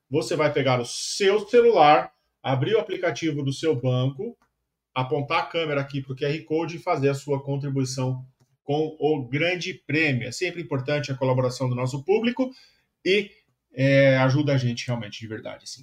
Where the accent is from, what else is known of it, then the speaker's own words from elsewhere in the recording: São Paulo, Brazil; Minha quebrada. Minha goma. Não moro mais lá, mas cresci no Tucuruvi.